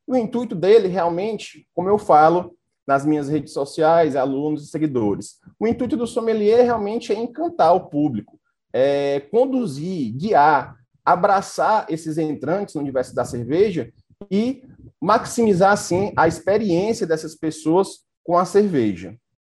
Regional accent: Fortaleza, Ceará, Brazil; sou natural de Fortaleza

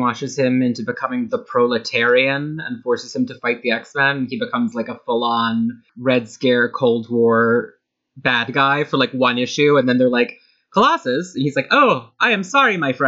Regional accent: Westchester County, New York, United States; I am recording live from Westchester County, New York, which is where I grew up

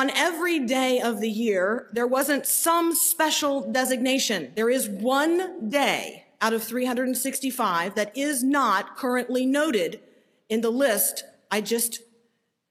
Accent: Tampa, Florida, United States; Growing up in Tampa, Florida, the big annual event was Gasparilla.

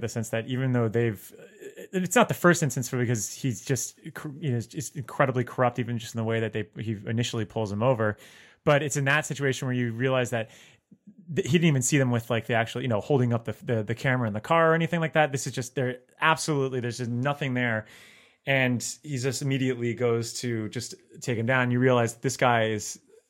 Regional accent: Florida, United States; I mean, I'm from South Florida and I would have to do the drives around like, you know, Tallahassee.

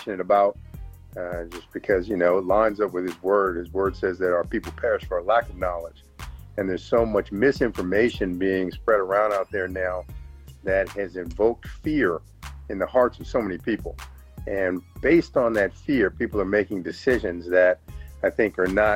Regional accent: New York, United States; also born or lived in San Diego, California / Albany, New York / Columbus, Georgia; now in Phenix City, United States; I'm from New York originally.

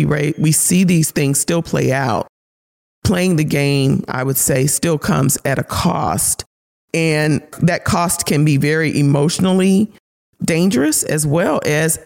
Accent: Memphis, Tennessee, United States; growing up in Memphis

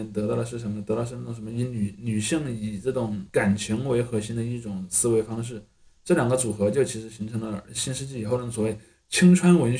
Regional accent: China; 在九十年之前，至少我们作为中国人感到的文化市场的打引号的繁荣啊

